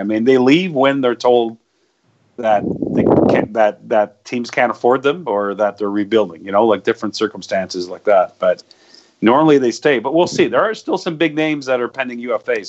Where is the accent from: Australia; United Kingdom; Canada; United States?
Canada; Hearst, Ontario; moved away; where I grew up in Hearst, which is actually northern Ontario